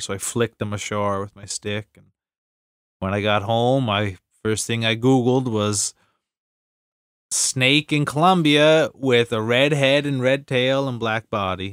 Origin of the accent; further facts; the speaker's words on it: East Coast Canada, Canada; Canadians and maybe especially East Coast Canadians, 'cause we're kind of over the top